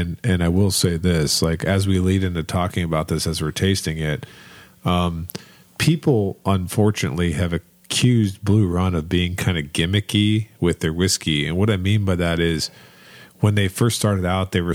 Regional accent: Northeast Ohio, United States; now in Kentucky, United States; I grew up in Northeast Ohio where we had a big car plant

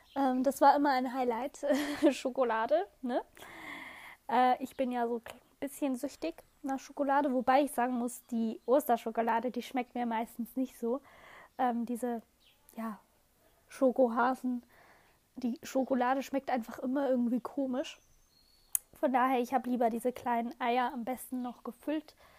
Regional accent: Switzerland; Bei uns in der Schweiz, wir sagen immer Spargeln, beziehungsweise Spargle

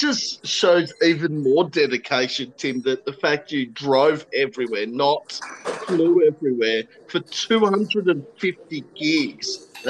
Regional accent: Queensland, Australia; moved away; I'm originally from Queensland

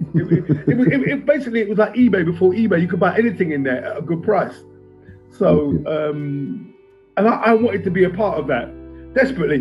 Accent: London, United Kingdom; I grew up in West London, Jimmy. I grew up in a place called Acton

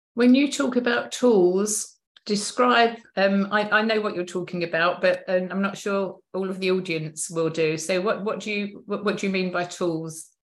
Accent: Chesterfield, East Midlands, United Kingdom; I was born in Chesterfield, which is kind of middle middle upper um, area

